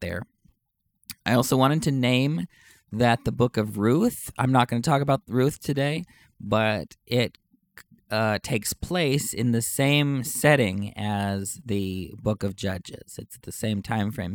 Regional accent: Knippa, Texas, United States; moved away; I'm from Texas, but you probably don't know that I'm actually from Uvalde County, uh, ten miles away from Uvalde. And so in Canepa

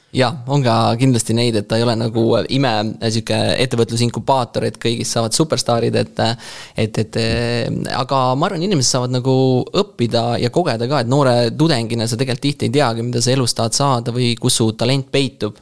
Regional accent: Rapla, Rapla County, Estonia; ma olen Raplast pärit

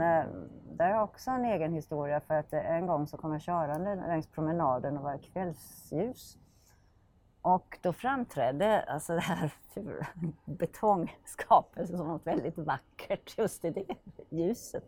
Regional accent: Finland; now in Norrköping, Sweden; jag är född i Finland

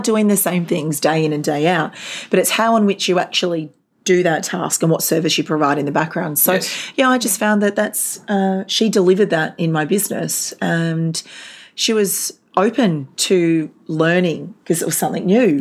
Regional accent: Gold Coast, Queensland, Australia; moved away; also born or lived in Darwin, Northern Territory; I was uh, originally from the Gold Coast and my family moved to Darwin.

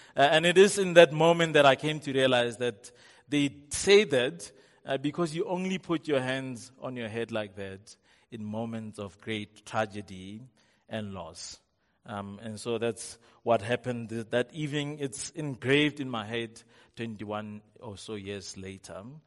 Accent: Rustenburg, North West, South Africa; I'm from Rustenburg

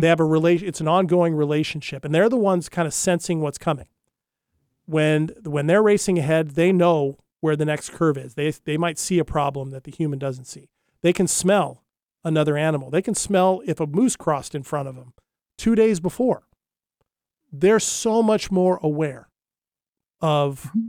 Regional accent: Hawaii, United States; I grew up in Hawaii

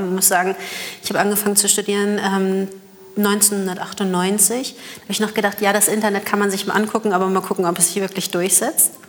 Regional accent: Hamburg, Germany; Ich bin Hamburger Dern.

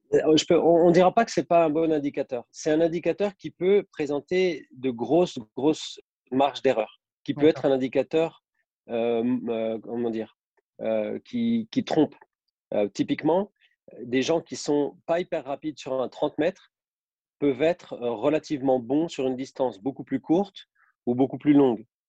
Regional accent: Besançon, Bourgogne-Franche-Comté, France; moved away as an adult; also born or lived in Nice; now in Saint-Étienne, France; je suis originaire de Besançon, en Franche-Comté.

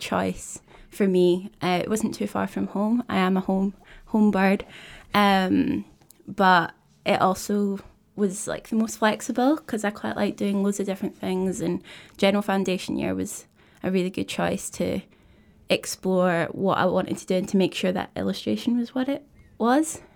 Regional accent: Kirkcaldy, Scotland, United Kingdom; also born or lived in Dundee; I grew up in Kirkcaldy, um, so it's a wee, wee coastal town

